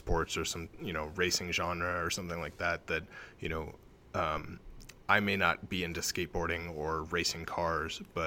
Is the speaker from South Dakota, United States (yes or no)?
no; California, United States; moved away as an adult; also born or lived in Oregon; I grew up in California, and circumstances led me up to Oregon